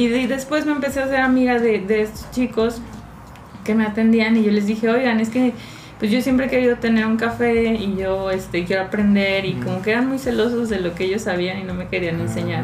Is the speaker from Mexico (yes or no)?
yes; Chilpancingo, Guerrero, Mexico; moved away as an adult; now in Mexico City, Mexico; yo originalmente soy de Chilpancingo y el hecho de tener que estudiar en la Ciudad de México